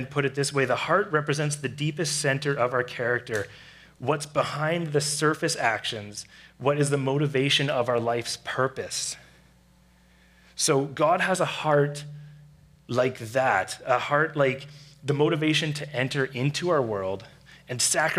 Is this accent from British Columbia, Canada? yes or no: yes; Surrey, British Columbia, Canada; I grew up in Surrey